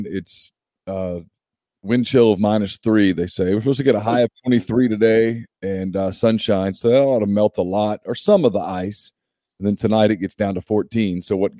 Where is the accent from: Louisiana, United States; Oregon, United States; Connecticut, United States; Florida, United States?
Louisiana, United States; Ruston; I grew up in Ruston. I think we got one big snow in my entire life there. I think it was 1982.